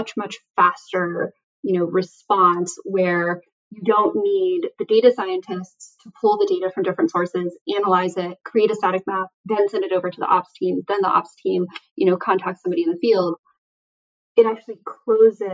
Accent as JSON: {"language": "English", "region": "Southern New Mexico", "country": "United States", "tie": "born or raised there", "also_born_or_lived": "California", "moved": "yes", "said": "I grew up in Southern New Mexico."}